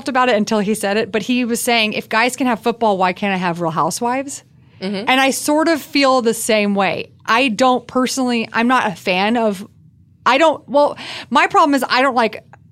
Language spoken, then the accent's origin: English; the South, United States; Growing up in the South